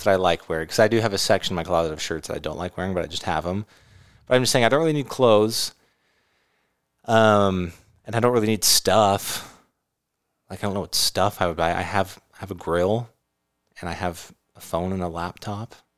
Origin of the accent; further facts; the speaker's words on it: California, United States; now in Utah, United States; I grew up in California.